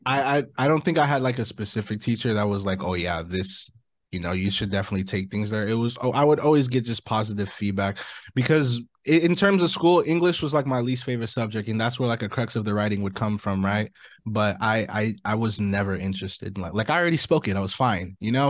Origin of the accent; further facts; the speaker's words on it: Orange County, California, United States; I'm an artist from Orange County, California